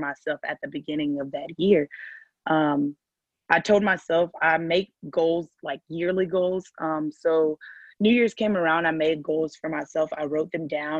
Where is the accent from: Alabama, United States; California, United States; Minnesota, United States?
Alabama, United States; Huntsville; moved away; I am originally from Huntsville, Alabama, which is a very small city in Alabama